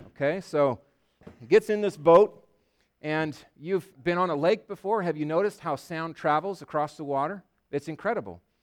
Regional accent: Yakima, Washington, United States; I grew up in Yakima

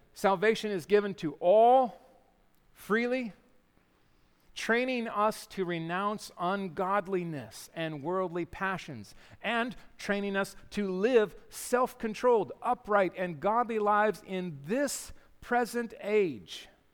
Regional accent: Yakima, Washington, United States; growing up in Yakima

